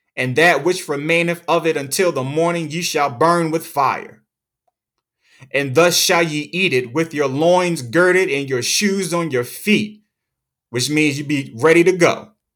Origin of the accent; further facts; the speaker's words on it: United States; we're American